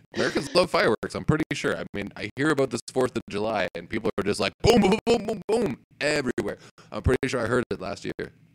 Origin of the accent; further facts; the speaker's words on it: Elmwood, Ontario, Canada; I grew up in Elmwood.